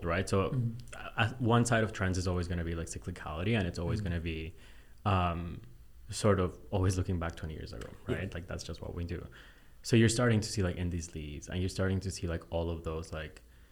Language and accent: English; Bolivia; moved away; my dad lives in Bolivia. Like, I'm from Bolivia. So, mm-hmm. my dad still lives back home.